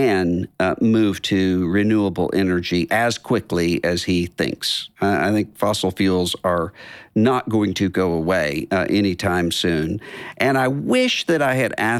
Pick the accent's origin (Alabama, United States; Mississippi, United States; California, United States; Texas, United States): Mississippi, United States; Biloxi; my hometown, Biloxi